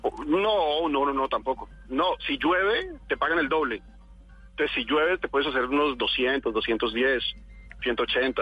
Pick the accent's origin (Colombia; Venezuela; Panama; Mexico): Colombia; moved away as an adult; now in Spain